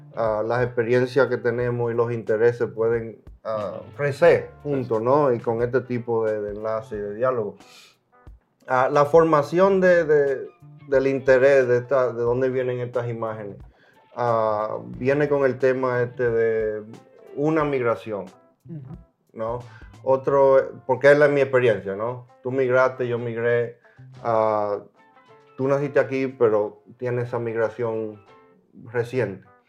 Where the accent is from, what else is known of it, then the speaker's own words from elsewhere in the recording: Dominican Republic; now in United States; ya yo me fui de mi país, eso no quiere decir que yo no soy dominicano